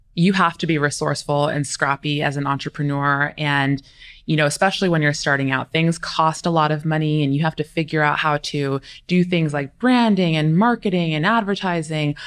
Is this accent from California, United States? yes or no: yes; California, United States; also born or lived in East Coast; now in Arizona, United States; I'm originally from California or raised in California, moved to the East Coast for a couple years